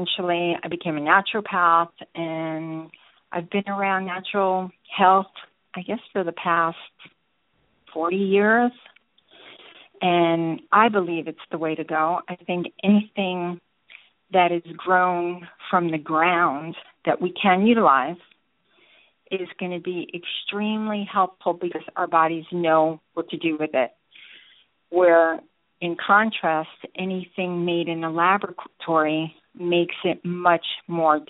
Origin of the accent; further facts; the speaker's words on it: New York, United States; now in Georgia, United States; I'm originally from New York, but have been in Georgia more than half my life